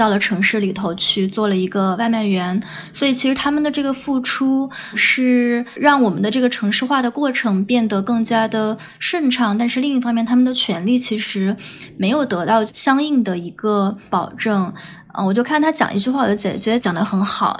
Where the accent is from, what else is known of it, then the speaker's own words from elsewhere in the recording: Guizhou, China; 我家也是这个南方的嘛，就是我家是这个，呃，贵州的